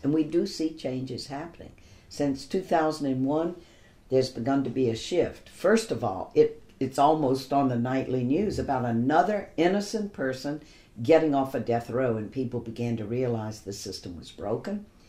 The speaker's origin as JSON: {"language": "English", "town": "Baton Rouge", "region": "Louisiana", "country": "United States", "tie": "born or raised there", "said": "growing up in Baton Rouge"}